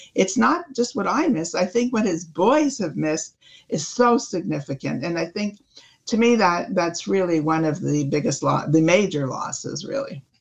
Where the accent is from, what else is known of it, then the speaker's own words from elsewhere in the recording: Canada; we're Canadian